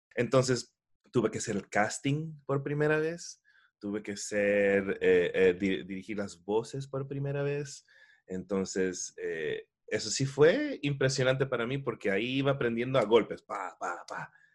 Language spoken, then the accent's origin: Spanish; Miami, Florida, United States; Nací nací me crié aquí en Miami, en los Estados Unidos, pero de familia ecuatoriana